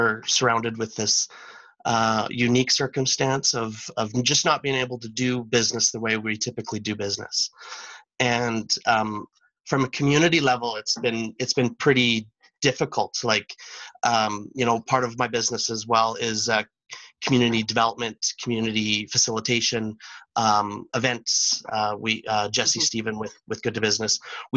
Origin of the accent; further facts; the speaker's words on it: Teslin, Yukon, Canada; now in Whitehorse, Canada; I'm from Teslin, so I was born and raised in Teslin, Yukon, which is about 180 kilometers south of Whitehorse